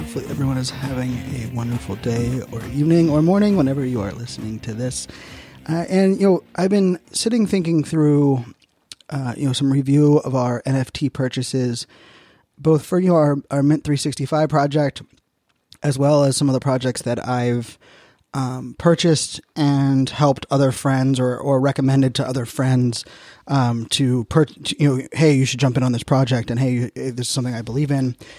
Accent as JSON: {"language": "English", "town": "Virginia Beach", "region": "Virginia", "country": "United States", "tie": "born or raised there", "also_born_or_lived": "Pittsburgh, Pennsylvania", "said": "I moved from Pittsburgh to Virginia Beach in, in third grade"}